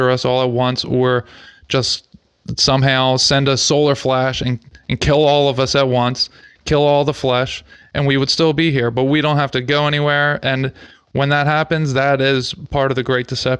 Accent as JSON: {"language": "English", "country": "United States", "said": "we're from America, so we would now be called Native American"}